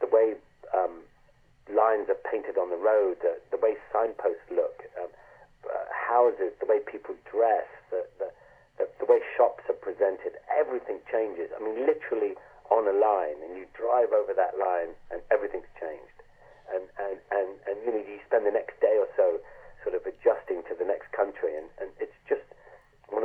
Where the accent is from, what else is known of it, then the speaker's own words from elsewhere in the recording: Ireland; moved away; also born or lived in London; I grew up in Ireland in the countryside.